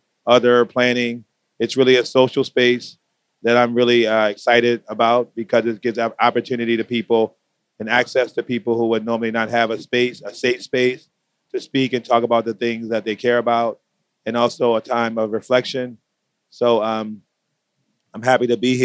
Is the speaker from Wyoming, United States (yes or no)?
no; Baltimore, Maryland, United States; now in Brooklyn, United States; I founded in Baltimore City, my hometown.